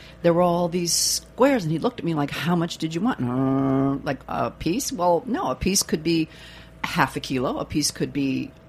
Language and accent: English; Midwest, United States; now in New York, United States; I grew up in the Midwest.